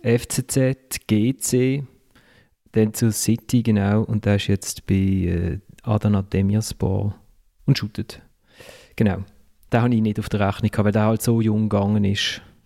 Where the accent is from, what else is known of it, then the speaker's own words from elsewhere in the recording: Switzerland; als Schweizer